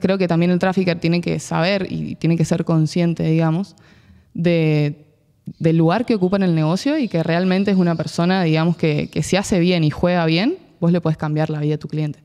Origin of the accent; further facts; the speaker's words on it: San Juan, Argentina; moved away; also born or lived in Buenos Aires; Soy de San Juan